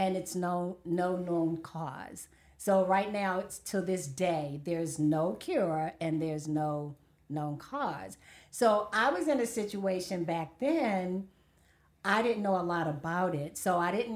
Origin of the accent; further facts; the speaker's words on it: Baltimore, Maryland, United States; Born and raised in West Baltimore